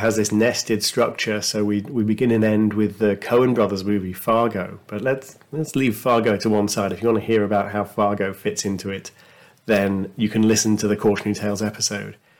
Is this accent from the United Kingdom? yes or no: yes; United Kingdom; as a Brit